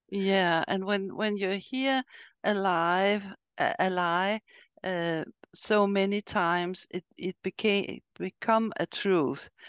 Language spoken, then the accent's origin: English; Sweden; I'm from Sweden